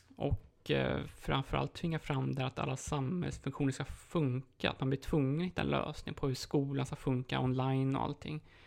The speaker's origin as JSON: {"language": "Swedish", "country": "Sweden", "moved": "as an adult", "lives_now": "Poland", "said": "hemma i Sverige"}